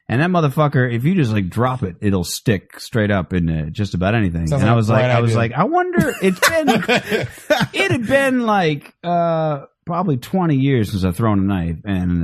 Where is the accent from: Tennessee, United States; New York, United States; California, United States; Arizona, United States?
Arizona, United States; Phoenix; I'm from Phoenix.